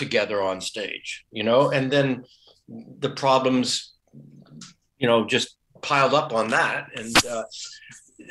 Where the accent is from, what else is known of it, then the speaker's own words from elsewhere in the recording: United States; now in Germany; I am American. I just happen to be in Germany now.